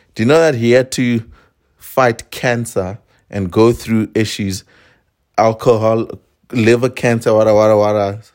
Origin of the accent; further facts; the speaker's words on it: South Africa; I am a South African Venda man.